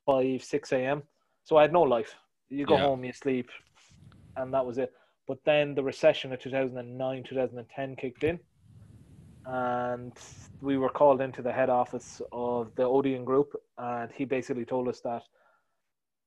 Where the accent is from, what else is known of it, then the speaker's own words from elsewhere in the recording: Wexford, Leinster, Ireland; moved away as an adult; now in Dublin, Ireland; I'm from Wexford. I moved up from Wexford to do an engineering degree.